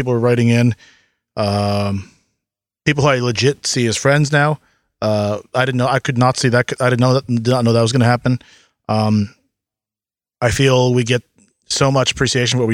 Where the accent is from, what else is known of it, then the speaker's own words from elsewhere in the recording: United States; moved away; I'm from initially from the States, right? I grew up there.